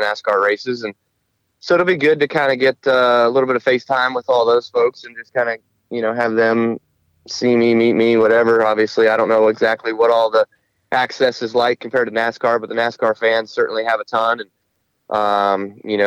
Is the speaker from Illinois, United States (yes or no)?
no; Las Vegas, Nevada, United States; when I was a kid and growing up in Las Vegas